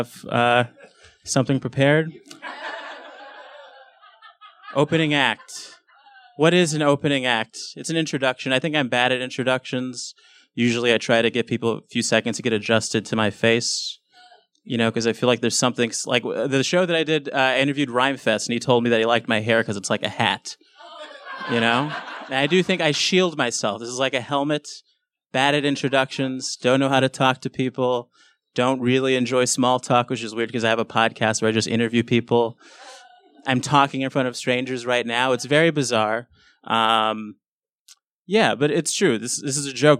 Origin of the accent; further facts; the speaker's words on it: Los Angeles, California, United States; I grew up in South Central LA, which is a pretty bad neighborhood